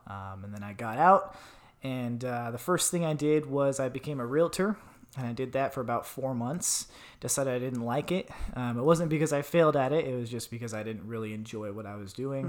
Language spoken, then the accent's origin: English; Tucson, Arizona, United States; moved away as an adult; I grew up in Tucson, Arizona